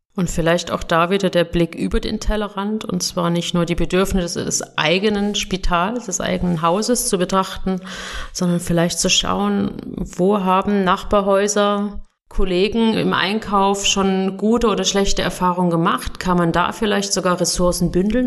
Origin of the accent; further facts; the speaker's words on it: Germany; now in Switzerland; bin ich Deutsche